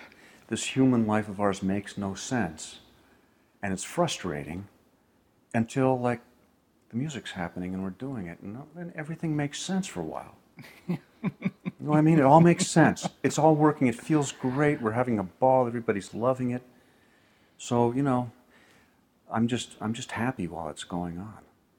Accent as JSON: {"language": "English", "region": "New York", "country": "United States", "said": "It's not really my place. I'm a New Yorker, and I was just saying something."}